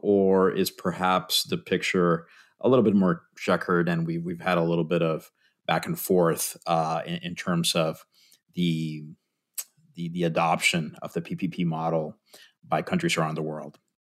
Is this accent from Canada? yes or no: no; Puerto Rico; moved away; I'm originally from Puerto Rico